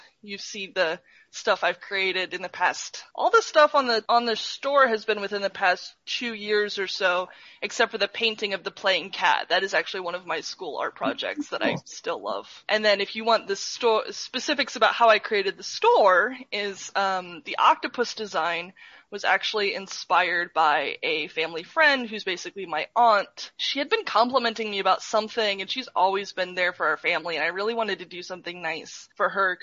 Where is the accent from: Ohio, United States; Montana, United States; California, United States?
Ohio, United States; now in Texas, United States; I'm from Ohio, currently living in Texas